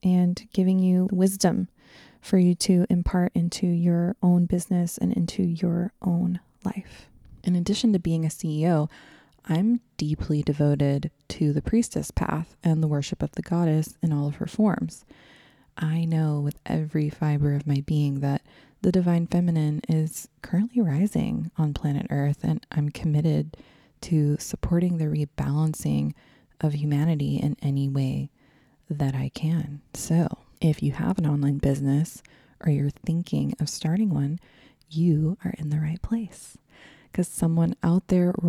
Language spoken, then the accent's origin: English; Texas, United States; I grew up in Texas